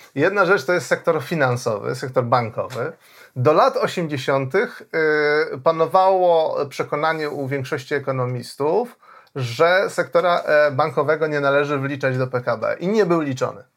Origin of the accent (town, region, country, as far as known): Poland